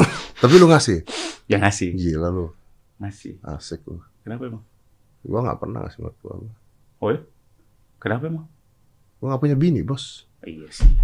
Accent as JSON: {"language": "Indonesian", "town": "Bekasi", "region": "West Java", "country": "Indonesia", "tie": "born or raised there", "said": "lo tau gak Uwa-uwa di kampung gue di Bekasi."}